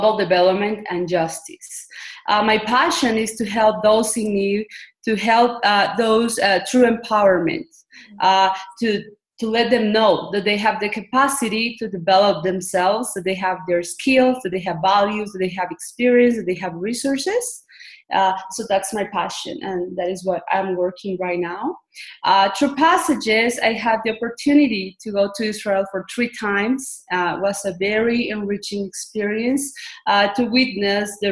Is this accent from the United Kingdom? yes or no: no; Guatemala; also born or lived in United States; I am from Guatemala, but I'm dual nationality too. I'm American too. I born in the United States. They have lived almost all my life in Guatemala, Central America. I was raised here